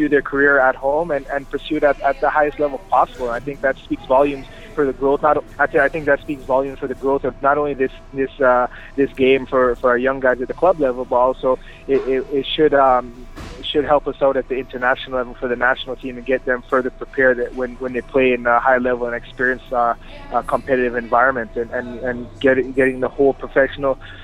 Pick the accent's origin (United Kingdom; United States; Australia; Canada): Canada; born or raised there